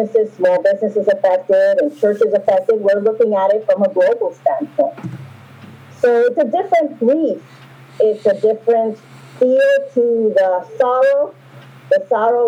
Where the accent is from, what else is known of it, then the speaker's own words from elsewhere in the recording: New York City, New York, United States; I grew up in New York City